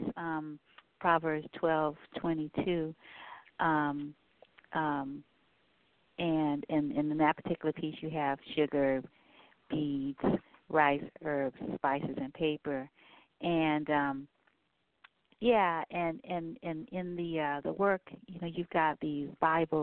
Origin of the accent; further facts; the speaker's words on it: New Orleans, Louisiana, United States; I'm from Louisiana, from New Orleans